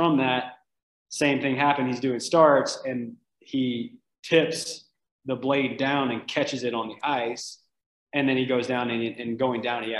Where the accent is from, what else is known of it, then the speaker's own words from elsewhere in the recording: Oxford, Mississippi, United States; moved away as an adult; also born or lived in Panama City, Florida; now in Utah, United States; I'm from Oxford, Mississippi. I'm from Ole Miss, University of Mississippi. And so I grew up there, born and raised.